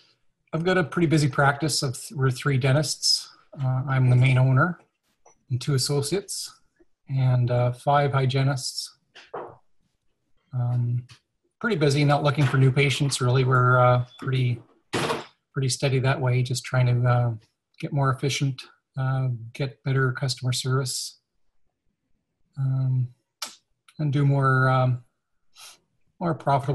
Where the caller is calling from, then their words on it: St. Albert, Alberta, Canada; Oh, I'm in St. Albert, Alberta, Canada.